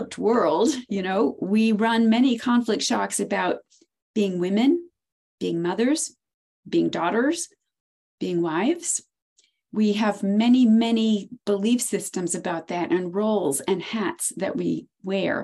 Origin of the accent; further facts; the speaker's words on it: Maine, United States; I'm from Maine.